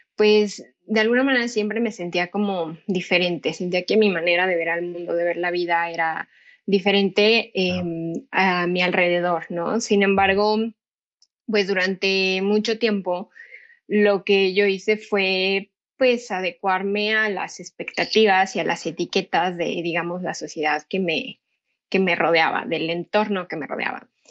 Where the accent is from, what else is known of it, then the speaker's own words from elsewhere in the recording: Pachuca, Hidalgo, Mexico; yo soy de Pachuca Hidalgo